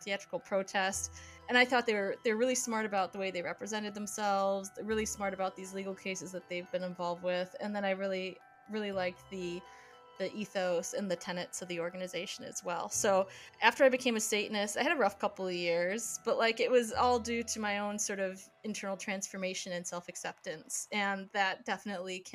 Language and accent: English; Midwest, United States; I grew up in the Midwest